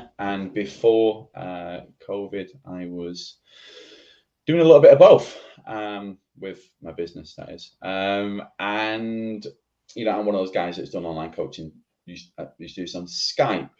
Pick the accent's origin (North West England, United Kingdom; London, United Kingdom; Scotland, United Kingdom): North West England, United Kingdom; Oldham; I am in Oldham, from Oldham. Manchester.